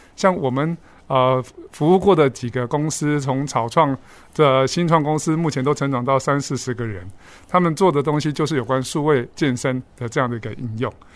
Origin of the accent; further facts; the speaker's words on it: Kaohsiung, Taiwan; also born or lived in northern Taiwan; 在我二十六岁 回到高雄的时候，我是高雄人啊